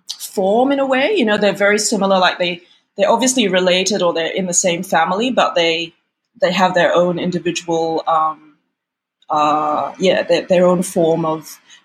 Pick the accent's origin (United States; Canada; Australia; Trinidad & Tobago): Australia; moved away as an adult; also born or lived in United Kingdom; And then, you know, I moved from Australia to the UK in my 20s, and I did nothing creative whatsoever while I lived there.